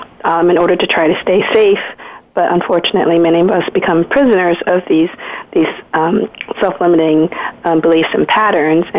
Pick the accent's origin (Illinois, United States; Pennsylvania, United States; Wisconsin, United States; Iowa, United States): Pennsylvania, United States; Philadelphia; also born or lived in Vietnam; growing up in Philadelphia, my parents had a hard time asking for help